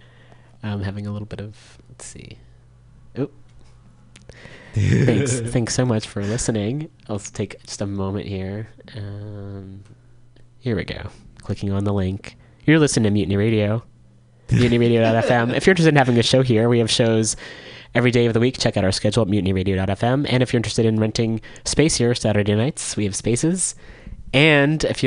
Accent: Richmond, California, United States; I grew up in Richmond

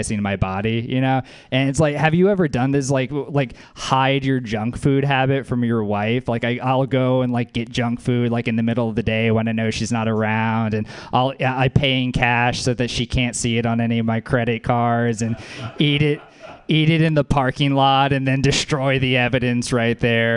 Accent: New Orleans, Louisiana, United States; That's my hometown

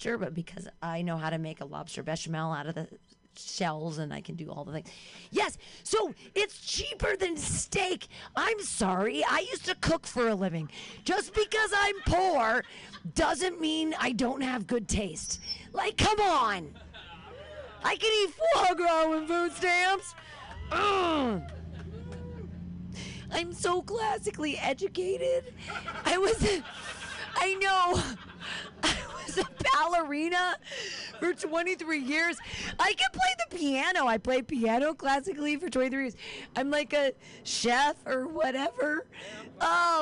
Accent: Danville, United States; I grew up in Danville.

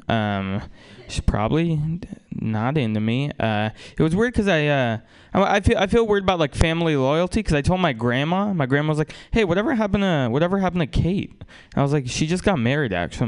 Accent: Russia; now in United States; I wasn't uh, born in America. I was born in Russia

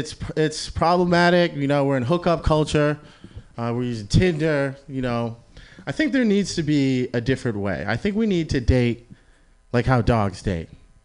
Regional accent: Boston, Massachusetts, United States; now in California, United States; so I'm from Boston, Massachusetts. So, yeah. Very, very white area

